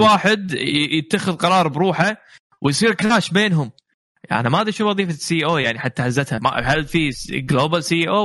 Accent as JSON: {"language": "Arabic", "country": "Kuwait", "said": "إحنا عندنا بالكويت"}